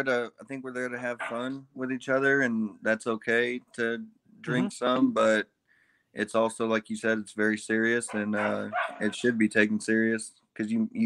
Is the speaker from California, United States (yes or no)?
no; Des Moines, Iowa, United States; since I'm from Des Moines